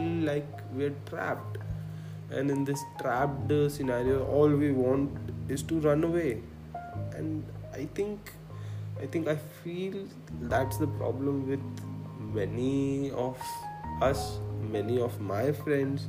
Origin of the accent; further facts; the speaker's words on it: Khandwa, Madhya Pradesh, India; I come from a small town, I'm from Khandwa, and I think it was early 2004 or 2005, and we got a computer and internet